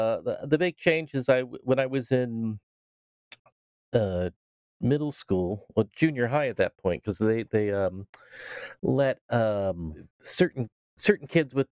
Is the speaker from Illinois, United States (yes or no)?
no; Los Altos, California, United States; also born or lived in England / San Jose, California; I moved to from San Jose to Los Altos, which is a small city close to Cupertino